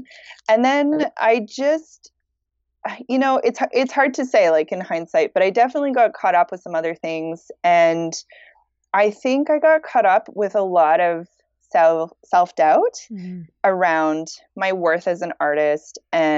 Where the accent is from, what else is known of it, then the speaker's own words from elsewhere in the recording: Petawawa, Ontario, Canada; now in Montreal, Canada; So I'm a military brat. So I was born in Ontario, in Petawawa, Ontario, but I moved a lot. I moved like every 3 to 4 years, we moved to a different city. So I grew up all over Canada.